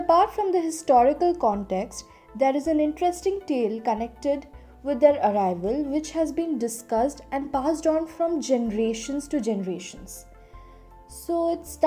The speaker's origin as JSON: {"language": "English", "town": "Bhubaneswar", "region": "Odisha", "country": "India", "said": "I come from Bhubaneswar, which is in Odisha"}